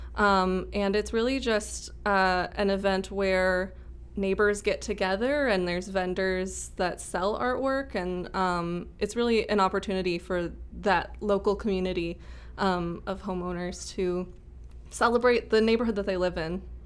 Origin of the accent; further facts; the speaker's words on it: Rochester, Minnesota, United States; moved away as an adult; also born or lived in Saint Cloud, Minnesota / Mankato, Minnesota; I'm from Rochester originally